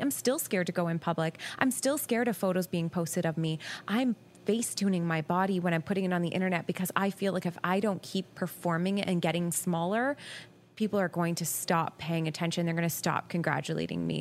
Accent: Guelph, Ontario, Canada; also born or lived in Ottawa; I actually moved home to my hometown.

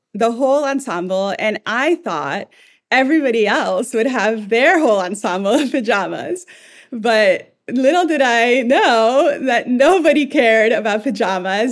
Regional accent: El Salvador; moved away; I'm from El Salvador originally. And in my family, we really cared about what we looked like at home

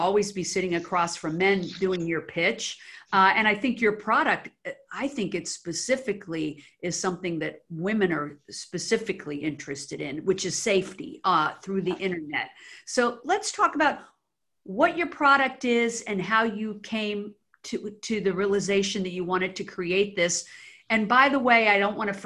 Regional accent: Washington, District of Columbia, United States; moved away as an adult; now in Los Angeles, United States; I was actually born in the D.C. area, grew up there

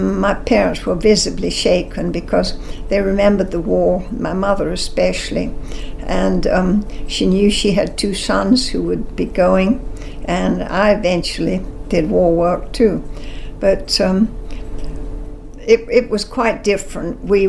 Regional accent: London, United Kingdom; Oh, all the difference in the world. I grew up in London, and then when I was 14, I guess, well, we had been down on the coast in the beach when war broke out

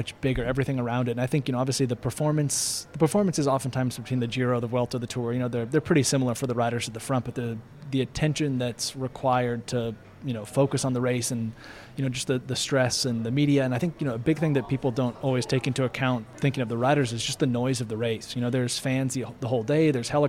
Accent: Eastern Oregon, United States; moved away; also born or lived in Nice; I grew up in Eastern Oregon

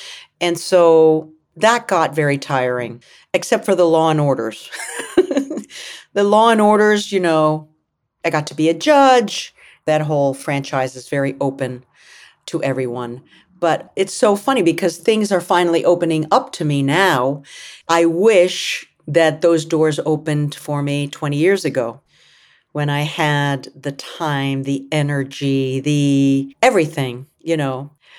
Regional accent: United States; I'm an actress, I'm an American, I'm a human being that happens to be Latina.

